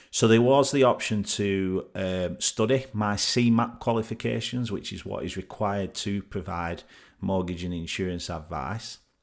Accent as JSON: {"language": "English", "town": "Burnley", "region": "North West England", "country": "United Kingdom", "tie": "born or raised there", "said": "came back home to my hometown of Burnley to live with my mum"}